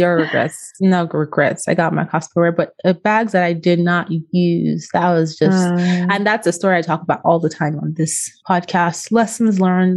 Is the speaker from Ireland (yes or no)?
no; Austria; moved away; I was born in Austria. I went to part of grade school in Austria. I went to college in Austria